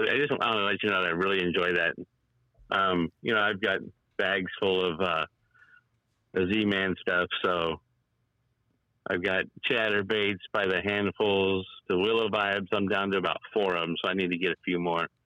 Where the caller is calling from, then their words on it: California, United States; It's … out here in California.